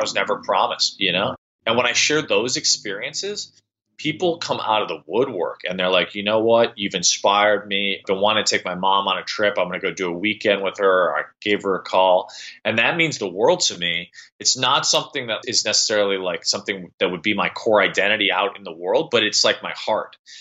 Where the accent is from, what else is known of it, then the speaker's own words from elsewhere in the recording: Midwest, United States; moved away; I'm from the Midwest and go back frequently